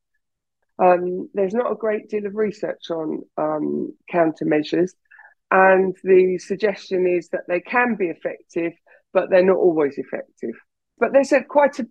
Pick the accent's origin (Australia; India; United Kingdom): United Kingdom; England; I'm English, I'm British